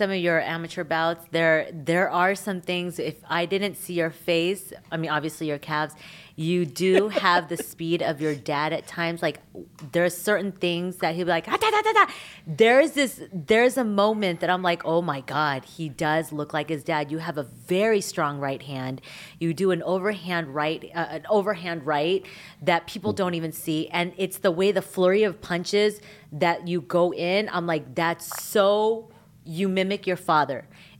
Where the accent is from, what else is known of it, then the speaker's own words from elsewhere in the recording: Philippines; I was able to ask about politics in the Philippines because I'm Filipino, so I can ask.